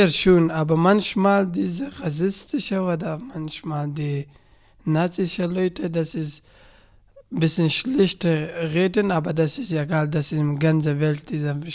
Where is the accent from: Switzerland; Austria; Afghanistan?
Afghanistan; German is a second language; also born or lived in Saale-Holzland-Kreis, Germany; now in Jena, Germany; ich komme aus Afghanistan seit fünf Jahren und sechs, sieben Monaten. Ich bin in Deutschland